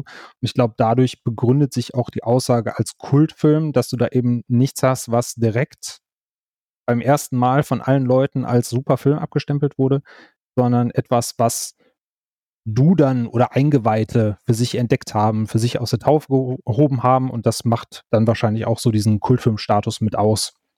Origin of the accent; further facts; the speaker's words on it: Wuppertal, North Rhine-Westphalia, Germany; now in Cologne, Germany; ich bin äh, Kölner mittlerweile, gebürtige Wuppertaler, jetzt Kölner